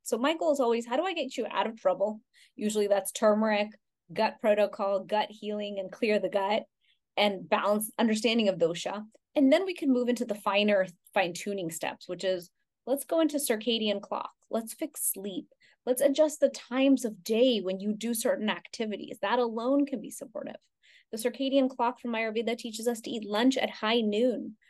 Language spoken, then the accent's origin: English; Houston, Texas, United States; I grew up in Houston, Texas, but I also grew up going to India every summer of my life.